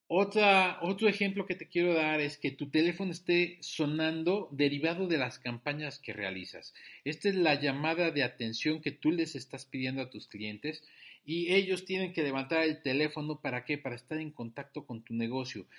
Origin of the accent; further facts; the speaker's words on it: Mexico; Soy un emprendedor mexicano